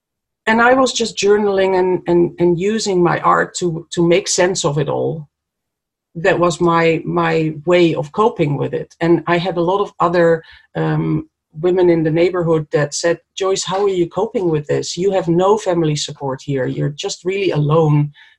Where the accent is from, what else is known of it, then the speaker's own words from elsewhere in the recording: Netherlands; moved away as an adult; now in New Zealand; so I moved from Holland to New Zealand for a better place on earth, to live in a better place or more beautiful place, a place with more space. I escaped Europe, basically